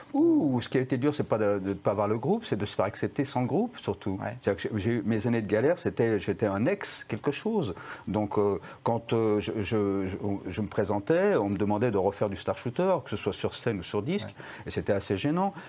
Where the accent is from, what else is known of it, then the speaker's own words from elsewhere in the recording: France; quand on est français